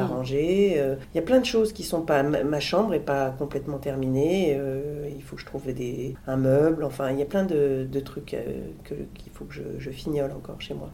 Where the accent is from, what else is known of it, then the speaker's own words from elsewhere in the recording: Lille, Hauts-de-France, France; moved away as an adult; now in Paris, France; quand j'étais petite, j'adorais venir à Paris, j'habitais Lille